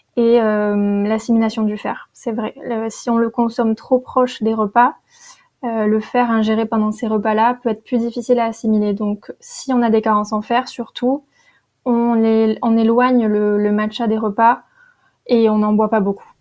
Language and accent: French; Perpignan, Occitania, France; j'ai grandi à Perpignan dans le sud